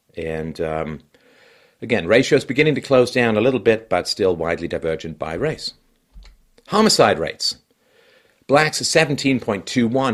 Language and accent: English; England, United Kingdom; moved away; when I was a kid growing up in England